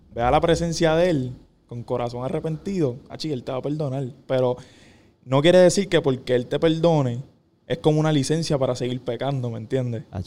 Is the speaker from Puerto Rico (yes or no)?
yes; Caguas, Puerto Rico; Yo soy de Cagua, no tengo a nadie ahí.